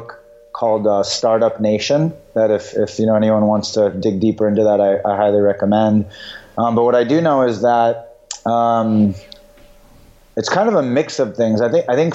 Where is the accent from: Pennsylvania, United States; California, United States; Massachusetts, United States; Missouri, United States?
California, United States; San Diego; also born or lived in Israel; I was born in Israel, sorry. And then I grew up in San Diego